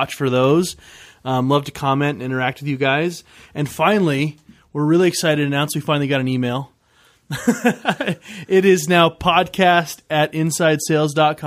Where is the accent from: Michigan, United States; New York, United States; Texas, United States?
Michigan, United States; Detroit; I'm from Detroit